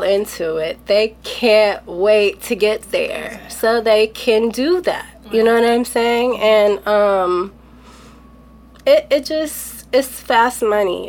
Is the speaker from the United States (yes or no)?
yes; Los Angeles, California, United States; me growing up